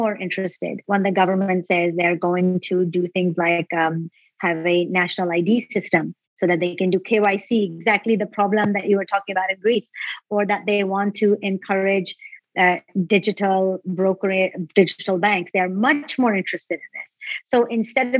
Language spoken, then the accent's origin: English; Pakistan; moved away; I'm from Pakistan originally